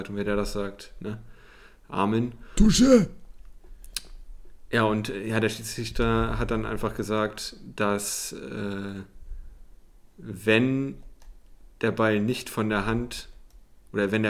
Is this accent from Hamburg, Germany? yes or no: yes; Hamburg, Germany; also als Hamburger hätte ich mich auch aufgeregt